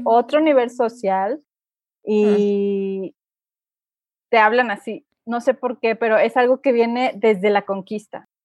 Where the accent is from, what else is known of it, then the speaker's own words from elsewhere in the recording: Monterrey, Nuevo León, Mexico; moved away as an adult; now in San Miguel de Allende, Mexico; yo soy del norte, del noreste de México, eh, específicamente de Monterrey